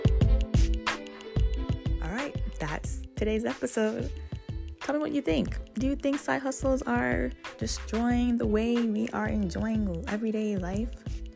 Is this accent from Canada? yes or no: no; Ghana; now in United States; As a Ghanaian